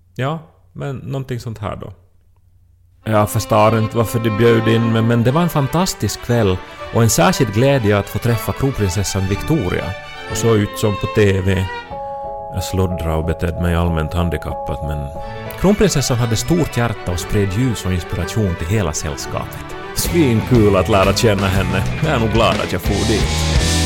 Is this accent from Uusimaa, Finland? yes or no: no; Ostrobothnia, Finland; jag åtminstone som österbottning